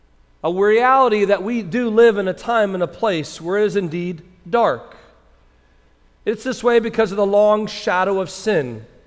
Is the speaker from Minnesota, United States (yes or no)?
yes; Minnesota, United States; born there; also born or lived in California / South Carolina / Indiana / Georgia; now in Miami, United States; But I was born in Minnesota, and I have lived in seven different states that range from California to South Carolina. States like Indiana, Georgia.